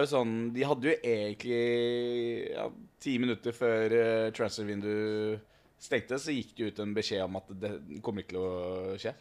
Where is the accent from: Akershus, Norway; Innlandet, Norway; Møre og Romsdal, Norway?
Akershus, Norway; Snarøya; moved away as an adult; Jeg er jo fra Snarra